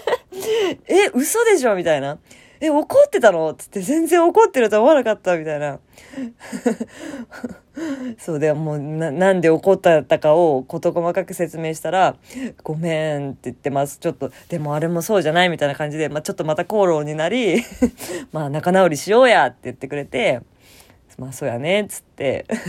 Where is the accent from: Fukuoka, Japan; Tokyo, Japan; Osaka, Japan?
Fukuoka, Japan; moved away; 地元福岡の友達